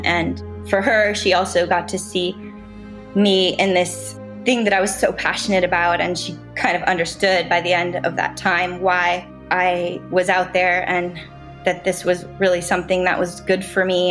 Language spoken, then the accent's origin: English; Southern California, United States; growing up in Southern California, we have sea lions and seals around all the time